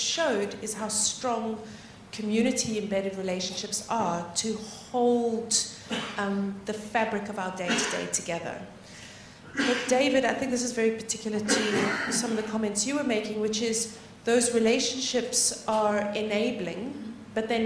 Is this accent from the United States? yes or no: no; South Africa; I'm South African.